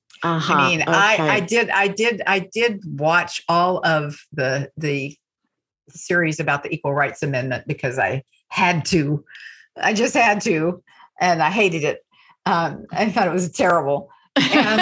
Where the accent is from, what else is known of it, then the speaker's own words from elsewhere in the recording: small towns in Texas, United States; now in New York, United States; I am from small towns in Texas